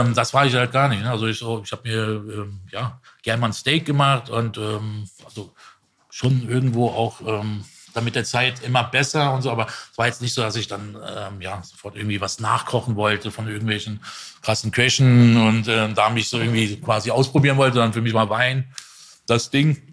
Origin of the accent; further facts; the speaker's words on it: Dietzenbach, Hesse, Germany; Ich war in Dietzenbach